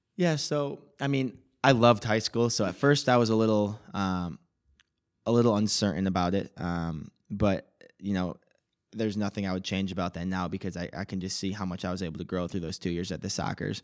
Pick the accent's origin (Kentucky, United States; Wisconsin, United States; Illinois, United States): Illinois, United States; Palatine; I was born in Palatine, Illinois, uh, right around here.